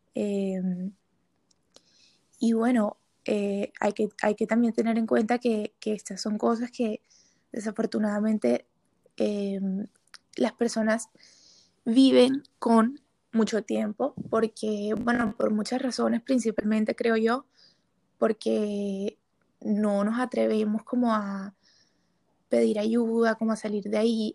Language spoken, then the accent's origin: Spanish; Barranquilla, Atlántico, Colombia; moved away as an adult; now in Bogotá, Colombia; soy de Barranquilla